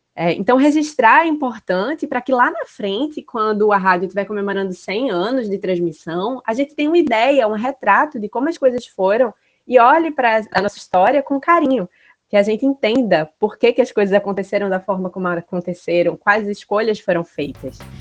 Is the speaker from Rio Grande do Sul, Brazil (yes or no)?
no; Recife, Pernambuco, Brazil; eu sou recifense